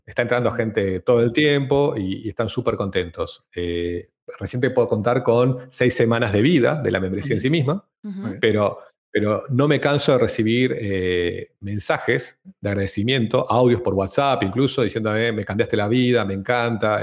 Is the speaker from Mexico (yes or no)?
no; Argentina; moved away as an adult; also born or lived in Amsterdam, Netherlands; now in Madrid, Spain; argentino, viviendo en Europa hace 10 años, empezando por Ámsterdam y ahora en Madrid